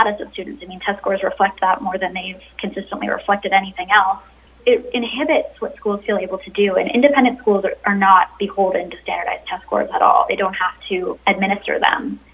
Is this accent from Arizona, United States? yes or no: yes; Arizona, United States; my home state of Arizona